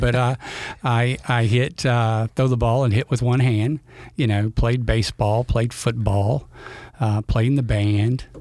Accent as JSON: {"language": "English", "region": "Louisiana", "country": "United States", "tie": "born or raised there", "said": "I grew up here in Louisiana you know, uh, I think I'm the only one of my siblings that was born here in Louisiana."}